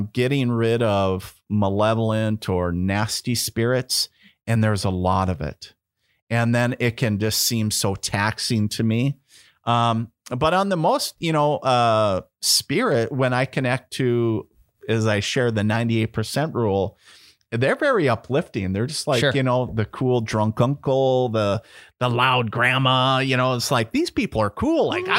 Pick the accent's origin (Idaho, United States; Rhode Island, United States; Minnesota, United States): Minnesota, United States; And I'm not a great Minnesotan. I grew up in Minnesota. Yeah. I grew up on the on the border in Minnesota.